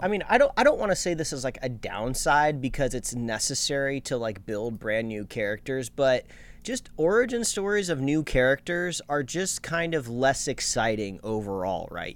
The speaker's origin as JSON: {"language": "English", "country": "United States", "said": "I'm an American"}